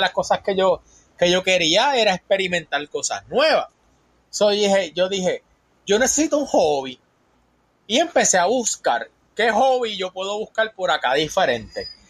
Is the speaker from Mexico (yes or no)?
no; Puerto Rico; moved away as an adult; also born or lived in Tallahassee, Florida; now in Panama City, Florida, United States; Yo soy de Puerto Rico.